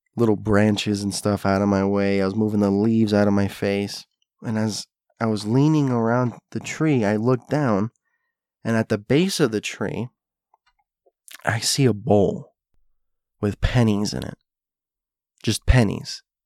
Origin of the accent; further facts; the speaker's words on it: South Florida, United States; also born or lived in Hialeah, Florida; I grew up in South Florida, as you know, and for a brief spell of my life, I lived in a place called Hialeah.